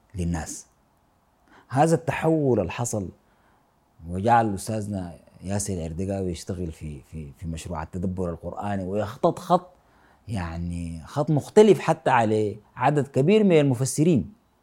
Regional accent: Sudan; أنا من السودان

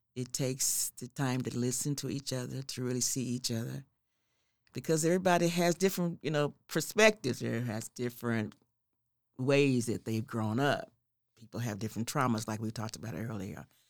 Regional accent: Oklahoma City, Oklahoma, United States; I grew up in the neighborhood called Carverdale Edition.

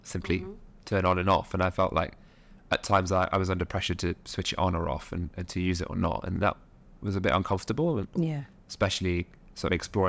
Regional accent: Nottingham, East Midlands, United Kingdom; now in London, United Kingdom; But, you know, we grew up on a working class estate in Nottingham, which you wouldn't know from my accent now, but it's all kind of disappeared in sort of London.

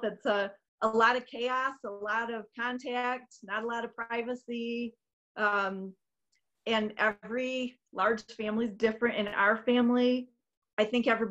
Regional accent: Saginaw, Michigan, United States; now in Grand Rapids, United States; I am the oldest of 9 children from Saginaw, Michigan

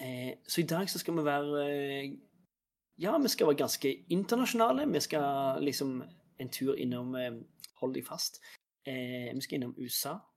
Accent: Norway; jeg er norsk

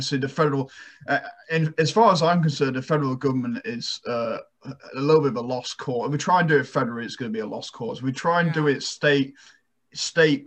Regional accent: United Kingdom; now in United States; my home country, the UK

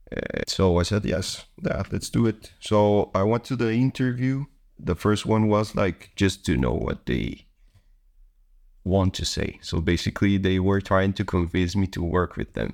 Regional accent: Costa Rica; moved away as an adult; now in Netherlands; I'm from Costa Rica. I've been here already in the Netherlands for one year and eight months.

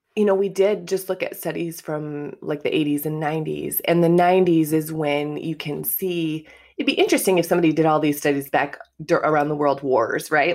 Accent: Kanawha, Iowa, United States; moved away as an adult; also born or lived in Chicago, Illinois; now in Homewood, United States; I'm originally from Iowa, so I grew up in a small farming community, um, in Iowa

